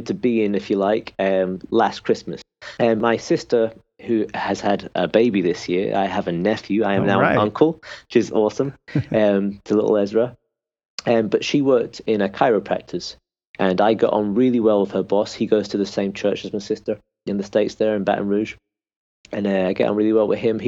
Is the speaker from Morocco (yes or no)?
no; Peterhead, Scotland, United Kingdom; now in Northern Ireland, United Kingdom; we were born and raised in Scotland, right in the northeast of Scotland, a small town called Peterhead